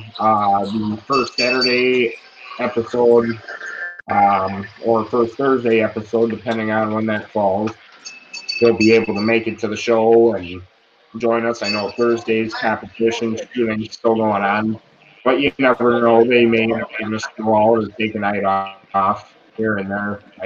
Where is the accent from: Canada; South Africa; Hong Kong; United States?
United States; we're all American